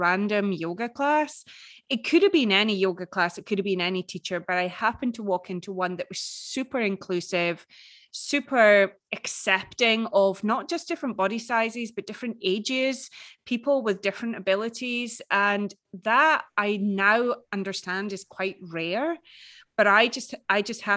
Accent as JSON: {"language": "English", "town": "Edinburgh", "region": "Scotland", "country": "United Kingdom", "said": "It's Edinburgh in Scotland, in the UK."}